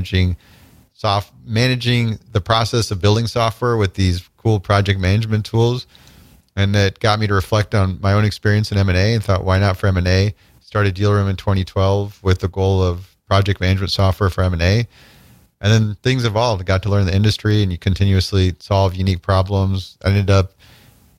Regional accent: small town Nebraska, United States; moved away as an adult; also born or lived in Chicago, Illinois / Illinois; I was born in Chicago, but actually grew up in small town Nebraska from the time I was 3 till 19

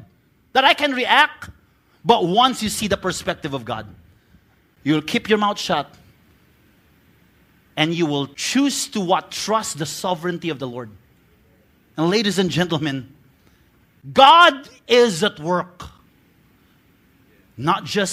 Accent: Bacolod, Western Visayas, Philippines; I'm from Bacolod

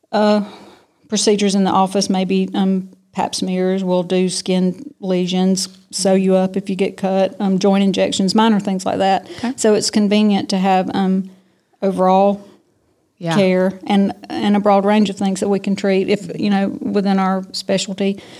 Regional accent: Tifton, Georgia, United States; also born or lived in Athens, Georgia / Valdosta, Georgia / Macon, Georgia / Savannah, Georgia; I'm from Tifton. Uh, we moved here. I moved back here when I was seven. My dad is from here. Okay. He was born and raised here. And so when he graduated from dental school, we moved home. And so I've been here ever since.

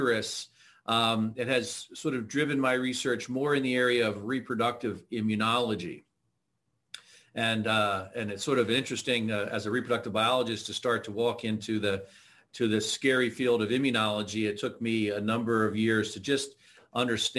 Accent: Pennsylvania, United States; also born or lived in Idaho; I grew up in Pennsylvania

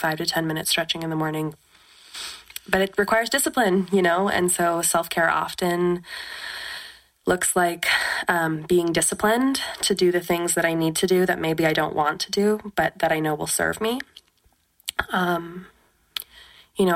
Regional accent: West Coast, United States; now in Oregon, United States; I'm from the West Coast

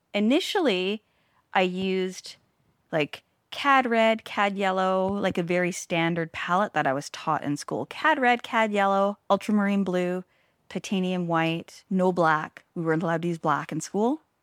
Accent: Langley, British Columbia, Canada; also born or lived in Hope; now in Smithers, Canada

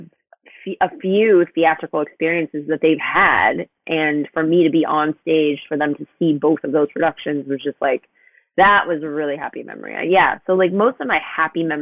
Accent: Webster, Texas, United States; I grew up outside of Houston in a neighborhood called Webster, like near kind of like the NASA area

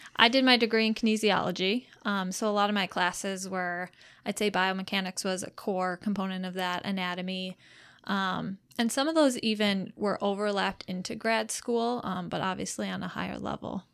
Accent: Marshfield, Wisconsin, United States; also born or lived in Madison, Wisconsin / Rochester, Minnesota; I grew up in Marshfield, Wisconsin, so that's only about a fifty minute drive from home for me working here right now.

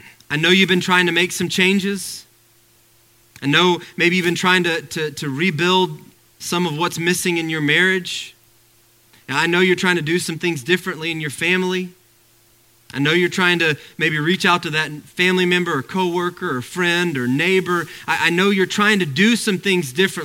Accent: Arkansas, United States; moved away; I grew up in Arkansas where we didn't have any of these things

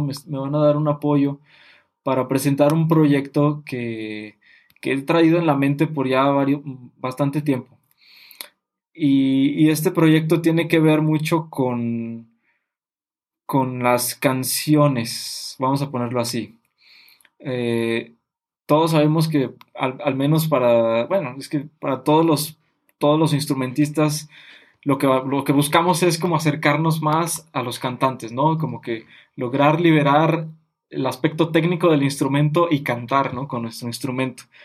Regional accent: Mexico; nosotros como mexicanos

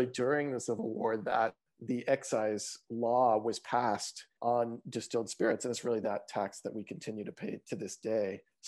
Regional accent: Eastern Kentucky, United States; now in New York City, United States; I grew up in Eastern Kentucky, kind of more the coal mining Appalachian moonshine part of Kentucky, as opposed to the bluegrassy bourbon part of Kentucky. But once I moved to New York

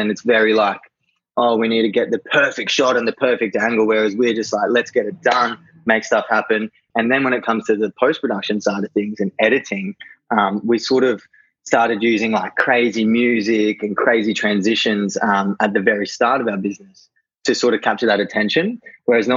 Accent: Gold Coast, Queensland, Australia; I'm from the Gold Coast, so surfing down the coast when I get a chance

